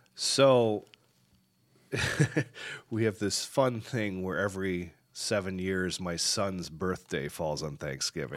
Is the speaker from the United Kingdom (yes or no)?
no; Michigan, United States; moved away; also born or lived in Chicago; I grew up in Michigan